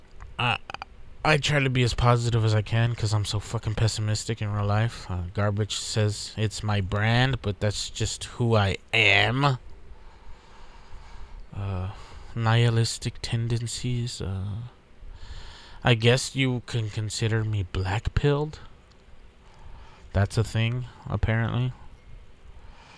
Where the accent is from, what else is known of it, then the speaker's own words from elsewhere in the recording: Texas, United States; We're from Texas.